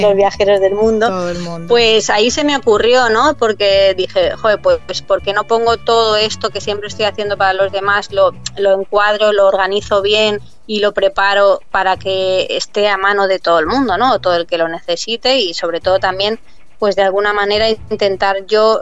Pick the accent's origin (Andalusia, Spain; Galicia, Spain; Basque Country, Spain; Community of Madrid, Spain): Community of Madrid, Spain; Madrid; moved away as an adult; also born or lived in Bahamas / London / Amsterdam; yo soy de Madrid y en Madrid los inviernos son muy fríos